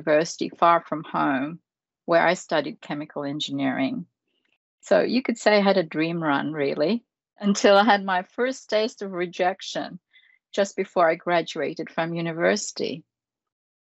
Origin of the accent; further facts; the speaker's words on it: Philippines; now in Australia; I was born in the Philippines